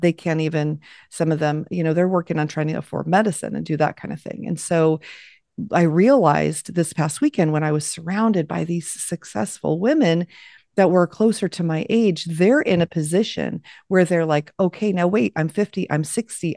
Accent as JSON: {"language": "English", "town": "Los Angeles", "region": "California", "country": "United States", "tie": "born or raised there", "moved": "as an adult", "said": "I grew up in Los Angeles"}